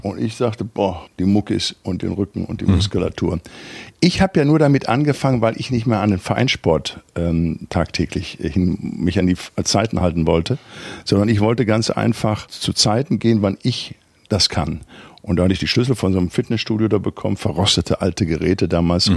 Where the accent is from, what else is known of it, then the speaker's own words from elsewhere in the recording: Recklinghausen, North Rhine-Westphalia, Germany; moved away as an adult; Ich komme aus dem Ruhrpott, Arbeiterfamilie, Vater Schlosser Schweißer, Mutter hat äh, Schuhe verkauft. Ich bin auf 55 Quadratmeter groß geworden in, in Recklinghausen Süd im Arbeiterviertel.